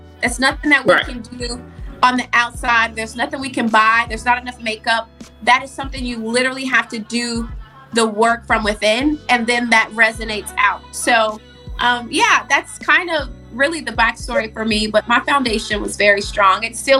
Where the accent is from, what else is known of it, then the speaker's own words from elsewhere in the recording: the South, United States; But it is traditional. I was raised in the South, so it's very normal for people to marry very